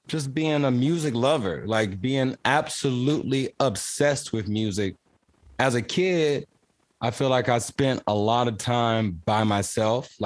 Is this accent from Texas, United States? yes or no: yes; Houston, Texas, United States; I'm an artist from Houston, Texas